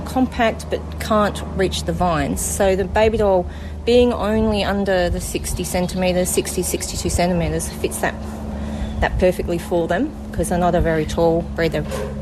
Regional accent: Australia; In Australia, we mostly breed animals that have got clean faces and clean legs to fit our Australian conditions

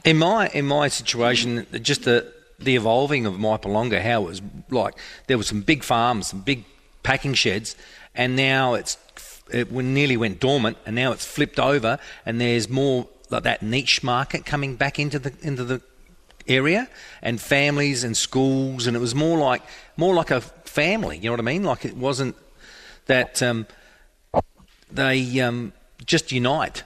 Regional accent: Murray Bridge, South Australia, Australia; I'm born and bred in Murray Bridge

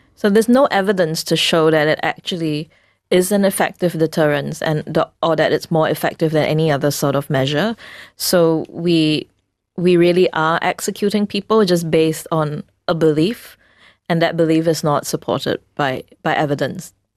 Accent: Singapore; we as a Singaporean society

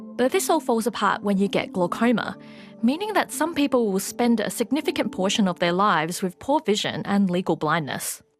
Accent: Australia; also born or lived in Melbourne; an Australian researcher studying a form of vitamin B three

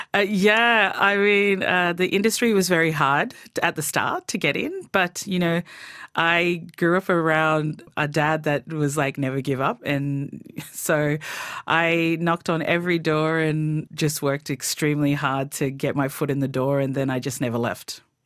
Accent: Torres Strait, Queensland, Australia; moved away; growing up in the Torres Strait is just amazing to be able to live on a tropical island.

